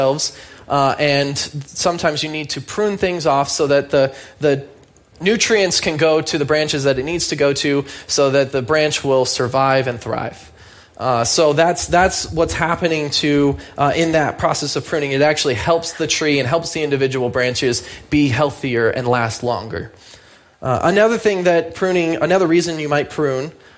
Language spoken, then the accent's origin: English; United States; I'm an American